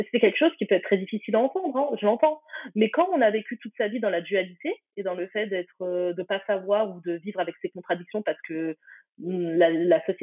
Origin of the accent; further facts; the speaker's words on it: Algeria; forcément, je suis algérienne, hein, donc je conseillerais Fatima Das, qui est algérienne